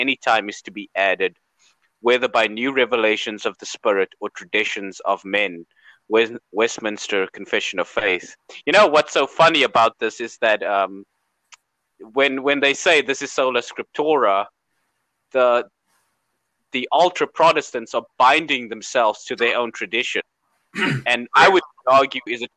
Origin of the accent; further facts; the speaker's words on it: South Africa; I'm from South Africa, and people in South Africa, we make light of everything